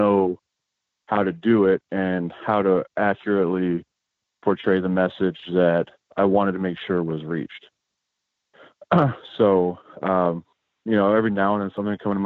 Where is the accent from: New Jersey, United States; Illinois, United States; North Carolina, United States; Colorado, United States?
Illinois, United States; outside Chicago; moved away; also born or lived in California; I grew up outside Chicago, Illinois